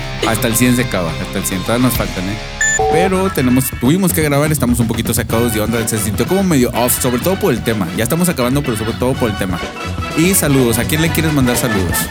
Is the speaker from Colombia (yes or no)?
no; Mexico; somos mexicanos